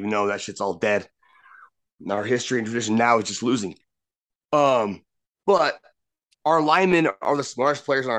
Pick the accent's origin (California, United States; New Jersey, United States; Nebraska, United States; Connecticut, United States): Nebraska, United States; Brock and I are both from a very small town, Nebraska.